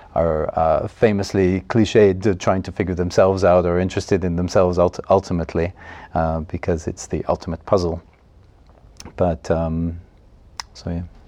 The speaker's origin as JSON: {"language": "English", "town": "Montreal", "region": "Quebec", "country": "Canada", "tie": "born or raised there", "moved": "yes", "lives_now": "Estonia", "said": "I was born in Montreal, in the province of Quebec, Canada, in 1965."}